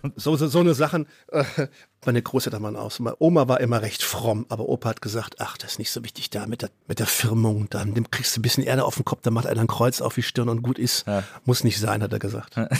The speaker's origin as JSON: {"language": "German", "town": "Gerlingen", "region": "Baden-Württemberg", "country": "Germany", "tie": "born or raised there", "also_born_or_lived": "Offenbach, Hesse / Westphalia"}